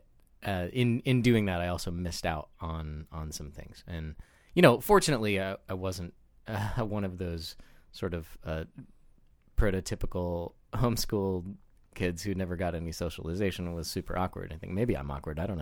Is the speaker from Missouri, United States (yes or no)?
yes; Joplin, Missouri, United States; I grew up in southwest Missouri in Joplin, a fairly small city